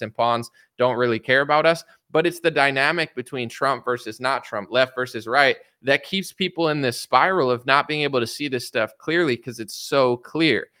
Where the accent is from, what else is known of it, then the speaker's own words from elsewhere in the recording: United States; I'm an American citizen. I like America. If it, it's America versus Russia, this is my homeland. America is my motherland, not Russia